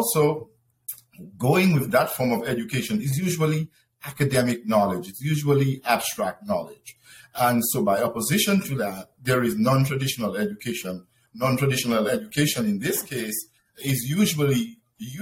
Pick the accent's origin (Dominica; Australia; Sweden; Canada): Dominica; moved away as an adult; also born or lived in Venezuela; now in United States; I was born in the Commonwealth of Dominica